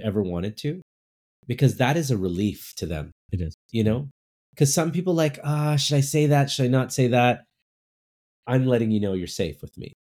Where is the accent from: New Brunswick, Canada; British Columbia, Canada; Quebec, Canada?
British Columbia, Canada; Burnaby; also born or lived in Vancouver; I grew up I grew up in cool. Burnaby. Uh nice uh, and you know, I was born in Vancouver, so but my parents were from India